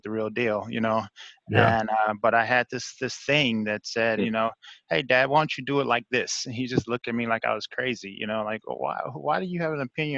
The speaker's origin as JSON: {"language": "English", "town": "Kansas City", "region": "Missouri", "country": "United States", "tie": "born or raised there", "also_born_or_lived": "Italy", "said": "Before high school, I grew up in Kansas City, Missouri, in Sewell"}